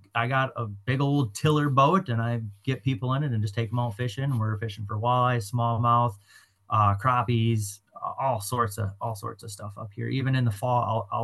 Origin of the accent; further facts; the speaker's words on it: Oshkosh / Omro, Wisconsin, United States; I just pretty much grew up on the ice, on the water. And when we moved to Oshkosh or Omro, we lived like right by the Fox River